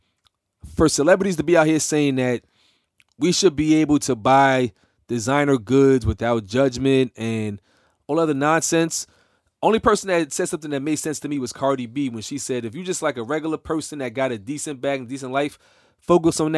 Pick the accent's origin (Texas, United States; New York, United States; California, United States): New York, United States; I'm from New York.